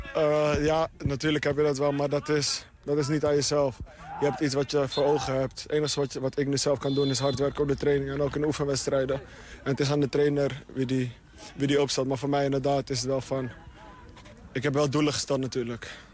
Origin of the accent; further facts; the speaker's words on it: Amsterdam, North Holland, Netherlands; moved away as an adult; now in Twente, Netherlands; Ik, ik heb altijd in Amsterdam gewoond